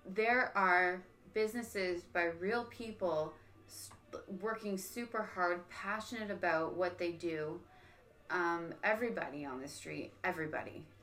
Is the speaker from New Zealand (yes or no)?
no; Niagara Falls, Ontario, Canada; growing up in Niagara